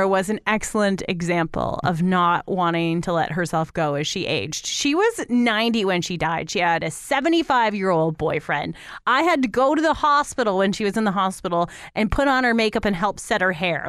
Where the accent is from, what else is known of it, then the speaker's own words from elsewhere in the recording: Toronto, Ontario, Canada; now in London, Canada; I grew up in Toronto, well, just outside of it.